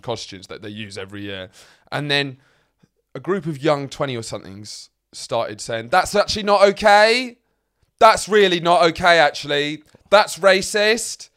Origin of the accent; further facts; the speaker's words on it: Lewes, South East England, United Kingdom; moved away; my hometown, I come from Lewes